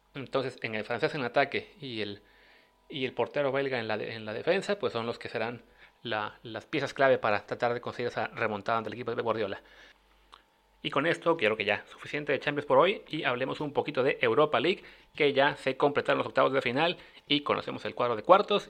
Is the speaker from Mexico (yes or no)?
yes; Mexico; como mexicanos